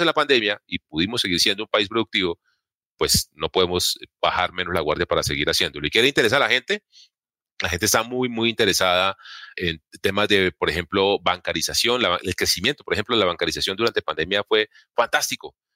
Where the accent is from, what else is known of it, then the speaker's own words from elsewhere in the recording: Colombia; nosotros como colombianos